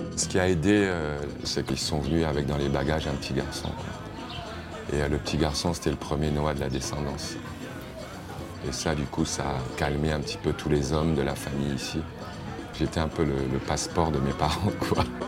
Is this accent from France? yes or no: no; Yaoundé, Centre, Cameroon; moved away; là où j'ai grandi